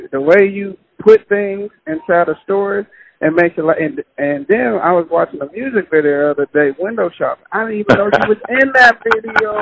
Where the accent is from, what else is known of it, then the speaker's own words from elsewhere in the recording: Pittsburgh, Pennsylvania, United States; I'm from Pittsburgh